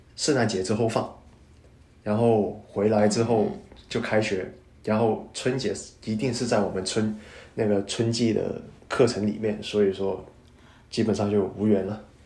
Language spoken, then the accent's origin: Chinese; Guangdong, China; first language Cantonese; Chinese is a second language; moved away as an adult; now in Chicago, United States; 我是来自广东，然后的话现在是在美国芝加哥就读信息技术与管理。呃，曾经的话呢，是一位酒店行业的